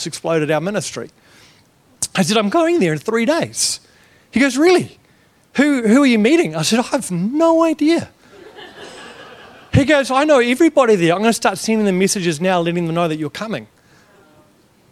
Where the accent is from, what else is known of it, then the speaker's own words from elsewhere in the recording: New Zealand; I'm from New Zealand, not Australia.